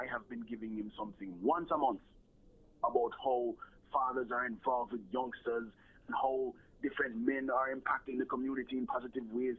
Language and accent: English; Jamaica; moved away; also born or lived in United States